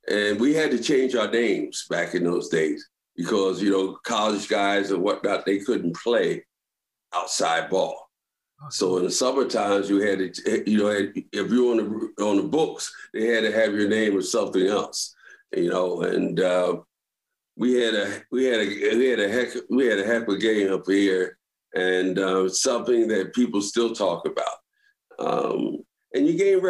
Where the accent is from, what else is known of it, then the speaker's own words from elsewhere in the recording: Philadelphia, Pennsylvania, United States; moved away as an adult; also born or lived in Baltimore; now in New York, United States; I'm from Philly